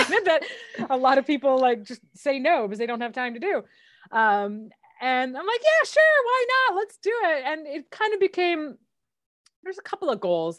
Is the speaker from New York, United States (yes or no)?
no; Michigan, United States; I grew up in Michigan, which is a hmm. pretty cold place